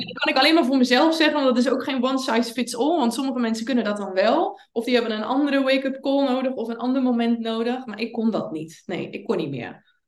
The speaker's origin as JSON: {"language": "Dutch", "region": "Zeelandic Flanders", "country": "Netherlands", "tie": "born or raised there", "said": "ik kom uit Zeeuws-Vlaanderen"}